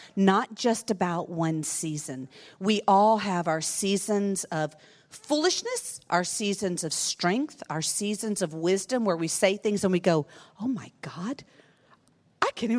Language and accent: English; Lafayette, Louisiana, United States; my town in the South